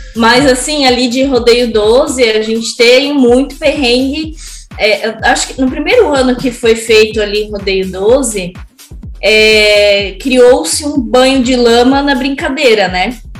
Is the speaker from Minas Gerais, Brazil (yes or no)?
no; Brusque, Santa Catarina, Brazil; moved away as an adult; now in Blumenau, Brazil; eu sou naturalmente de Brusque, sempre gebiniana de coração, mas hoje moro em Blumenau